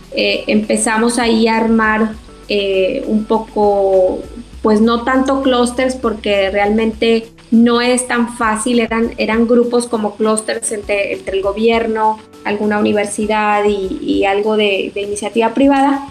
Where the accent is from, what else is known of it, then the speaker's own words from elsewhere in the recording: Torreón, Coahuila, Mexico; moved away; soy originaria de Torre Coahuila